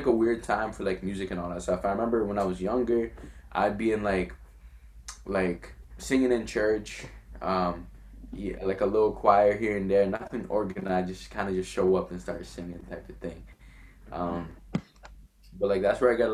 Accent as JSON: {"language": "English", "town": "Quebec City", "region": "Quebec", "country": "Canada", "tie": "born or raised there", "also_born_or_lived": "Montreal / Gatineau", "first_language": "French", "second_language": "English", "moved": "yes", "lives_now": "Ottawa, Canada", "said": "I was born in Quebec City."}